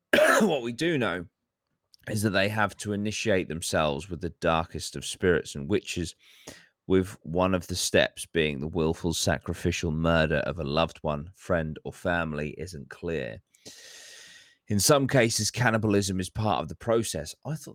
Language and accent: English; Florida, United States; born there; Like how just because I'm born from Florida, that doesn't mean I can't just leave to go to Colorado.